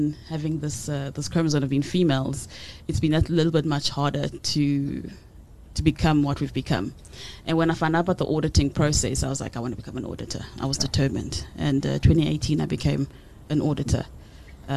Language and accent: English; Butterworth, Eastern Cape, South Africa; I'm from the Transkei, from Butterworth